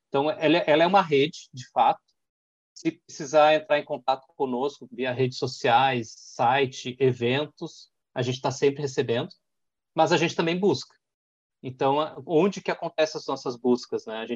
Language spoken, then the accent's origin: Portuguese; Porto Alegre, Rio Grande do Sul, Brazil; moved away as an adult; now in Caxias do Sul, Brazil; Eu sou porto-alegrense, vivi até três, quatro anos atrás, estava em Porto Alegre vivendo esse mundo.